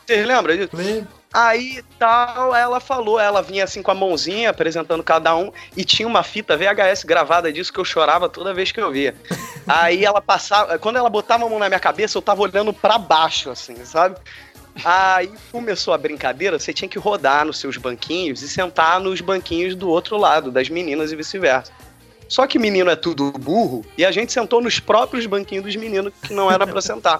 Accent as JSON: {"language": "Portuguese", "region": "Rio de Janeiro", "country": "Brazil", "tie": "born or raised there", "said": "quando eu era pequeno, aqui no Rio, era gravado o programa da Xuxa"}